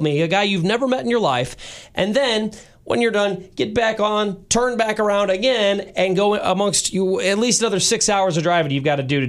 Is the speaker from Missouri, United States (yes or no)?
yes; St. Louis, Missouri, United States; now in Kansas City, United States; my family is in St. Louis. I was born and raised there